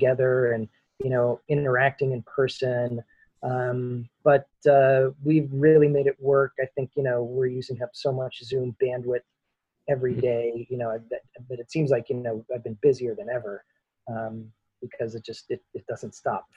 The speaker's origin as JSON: {"language": "English", "town": "Allentown", "region": "Pennsylvania", "country": "United States", "tie": "born or raised there", "moved": "as an adult", "lives_now": "Los Angeles, United States", "said": "I grew up in Eastern Pennsylvania, Allentown, you know, suburban, rural, steel town"}